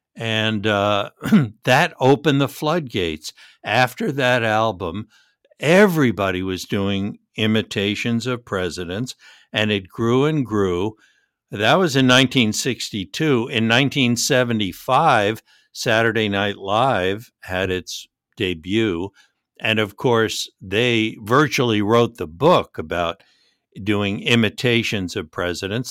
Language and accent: English; New York City, New York, United States; when I grew up in the New York City area